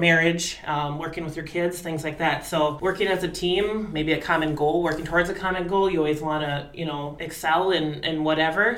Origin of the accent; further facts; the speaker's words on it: Eau Claire, Wisconsin, United States; born and raised in Eau Claire, Wisconsin, high school Eau Claire North.